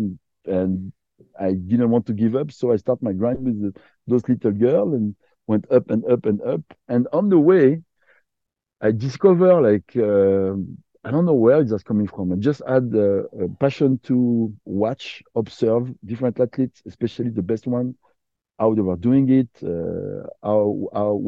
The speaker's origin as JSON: {"language": "English", "country": "Côte d’Ivoire", "tie": "born or raised there", "also_born_or_lived": "Quebec", "second_language": "English", "moved": "yes", "lives_now": "Canada", "said": "I was born in Ivory Coast. My mother is French. My dad is from Africa, was from Africa because he passed away last year. But I grew up in Ivory Coast."}